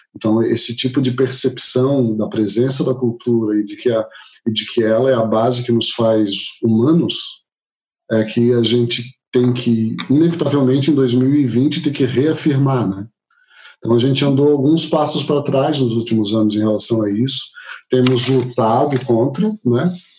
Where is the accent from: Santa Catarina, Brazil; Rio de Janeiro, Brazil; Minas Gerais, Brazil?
Santa Catarina, Brazil; Florianópolis; E sou nascido em Florianópolis, trabalho aqui